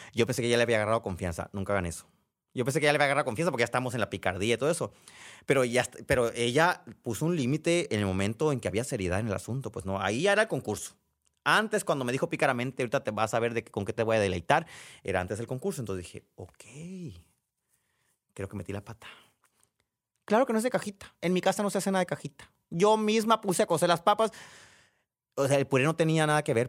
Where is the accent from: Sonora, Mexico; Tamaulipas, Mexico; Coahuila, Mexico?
Sonora, Mexico; quienes somos de Sonora